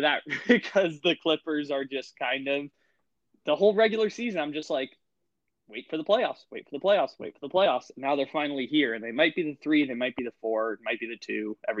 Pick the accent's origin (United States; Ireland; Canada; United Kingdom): United States; California; now in Sacramento, United States; I'm from SoCal, and now I live in Sacramento.